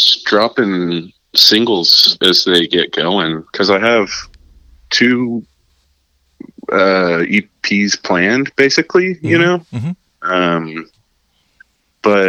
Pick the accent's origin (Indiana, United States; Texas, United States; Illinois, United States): Texas, United States; Arlington; I'm from Arlington